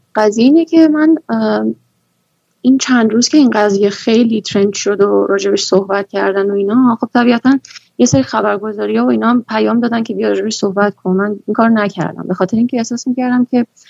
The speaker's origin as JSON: {"language": "Persian", "country": "Iran", "tie": "born or raised there", "said": "من تو همین جامعه بزرگ شدم"}